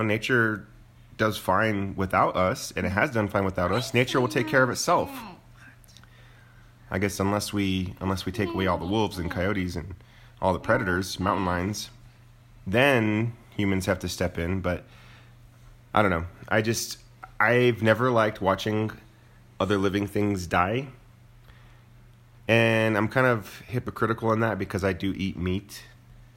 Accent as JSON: {"language": "English", "town": "Moriarty", "region": "New Mexico", "country": "United States", "tie": "born or raised there", "said": "I grew up in Moriarty where, you know, there were, my parents had guns"}